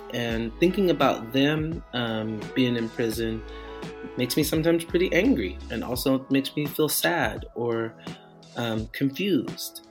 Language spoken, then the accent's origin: English; Portland, United States; I'm from Portland